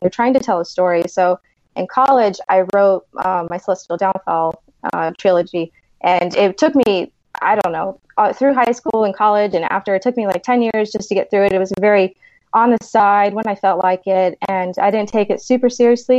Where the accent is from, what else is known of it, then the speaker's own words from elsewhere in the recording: Key West, Florida, United States; I grew up on an island. I'm from Key West, Florida.